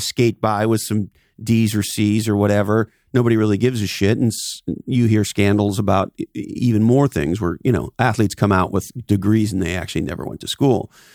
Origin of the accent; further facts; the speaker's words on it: East Coast, United States; I grew up on the East Coast